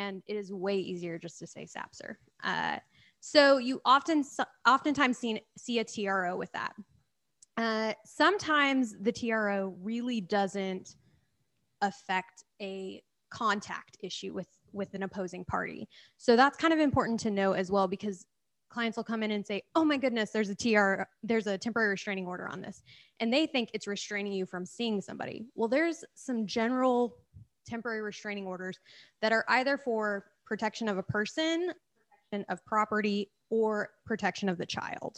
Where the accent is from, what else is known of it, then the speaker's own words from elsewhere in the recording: Oklahoma, United States; moved away as an adult; also born or lived in Texas; I'm originally from Oklahoma, so that's why I stayed there.